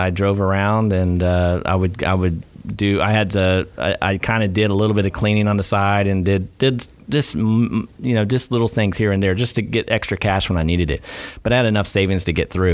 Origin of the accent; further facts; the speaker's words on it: Gainesville, Florida, United States; born and raised in Gainesville, ACR